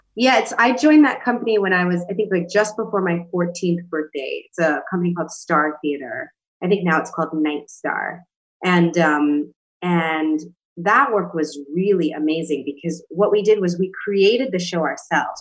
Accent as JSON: {"language": "English", "town": "New York City", "region": "New York", "country": "United States", "tie": "born or raised there"}